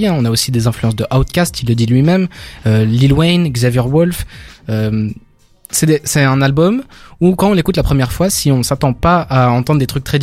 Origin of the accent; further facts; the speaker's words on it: Belgium; en tant que Belge